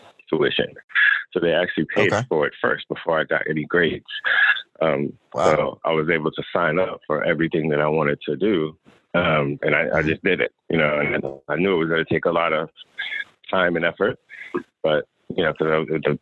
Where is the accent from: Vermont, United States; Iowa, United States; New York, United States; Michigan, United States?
New York, United States; moved away as an adult; also born or lived in Atlanta; I'm actually from New York.